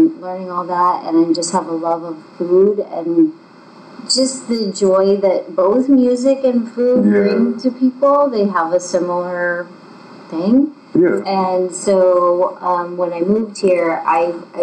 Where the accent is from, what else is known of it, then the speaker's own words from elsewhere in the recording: Hummelstown, Pennsylvania, United States; moved away as an adult; also born or lived in Boston; now in Kutztown, United States; I am from a little town near Hershey called Hummelstown. It's similar to Kutztown. And I grew up there